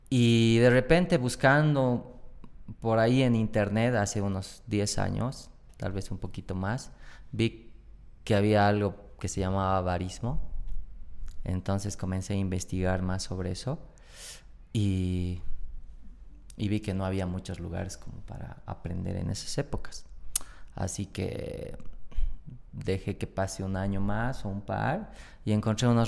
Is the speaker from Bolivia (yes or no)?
yes; Oruro, Bolivia; moved away as an adult; also born or lived in Buenos Aires, Argentina; now in La Paz, Bolivia; Yo soy de Oruro